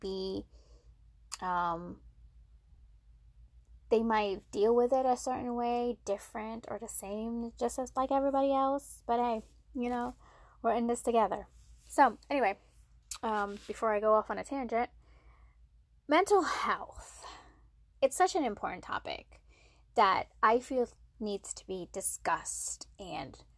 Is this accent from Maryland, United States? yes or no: yes; Maryland, United States; moved away as an adult; now in South Carolina, United States; I came from Maryland. I'm from Maryland. I moved to South Carolina for work